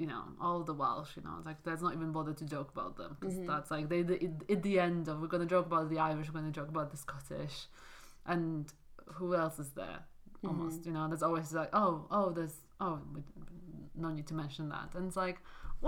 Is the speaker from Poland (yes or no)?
yes; Poland; English is a second language; moved away as an adult; also born or lived in Wales; now in London, United Kingdom; So I have two homes and it's funny because I only spent 2 years in Wales and 18 years in Poland, but I definitely treat them both as like my countries